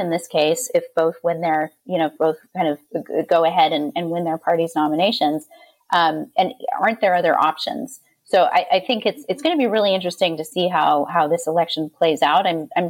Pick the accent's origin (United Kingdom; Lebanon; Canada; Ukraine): Canada; now in United States; I'm Canadian and cannot vote here in the U.S. I live here legally, but I don't have my American citizenship, so I can't vote.